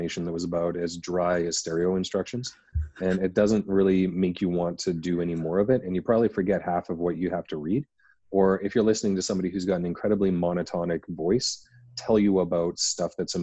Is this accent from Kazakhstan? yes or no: no; Canada; as everyone can tell by my accent, I'm from Canada